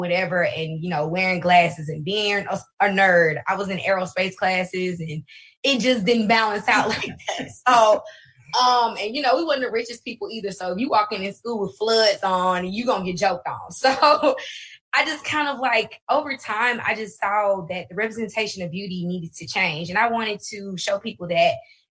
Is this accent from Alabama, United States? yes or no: yes; Alabama, United States; also born or lived in Birmingham, Alabama / Huntsville, Alabama; I'm originally from Birmingham, Alabama. Then we moved to Huntsville, Alabama.